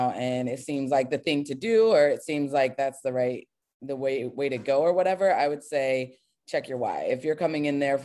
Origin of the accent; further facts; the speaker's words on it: Cincinnati, Ohio, United States; also born or lived in Pennsylvania / Lexington; now in Columbus, United States; I'm originally from Cincinnati and I was in Pennsylvania for a while and Lexington and all these places